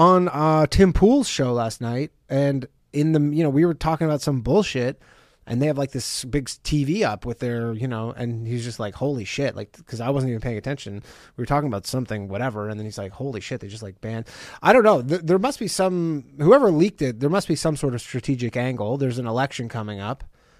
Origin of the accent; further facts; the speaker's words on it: Canada; Like, that's, I'm from Canada.